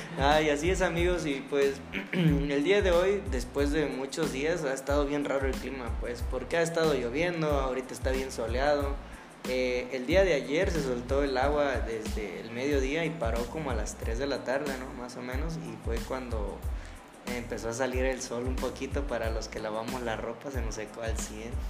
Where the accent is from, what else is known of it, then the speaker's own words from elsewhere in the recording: Tierra Caliente, Mexico; Soy de Tierra Caliente. Ahí escuchamos mucho banda